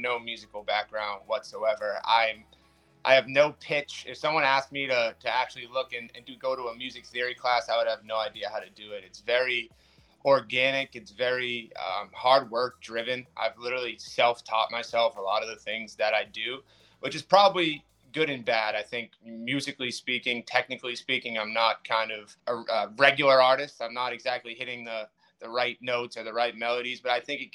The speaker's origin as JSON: {"language": "English", "town": "Boston", "region": "Massachusetts", "country": "United States", "tie": "born or raised there", "said": "I grew up in Charlestown, Massachusetts."}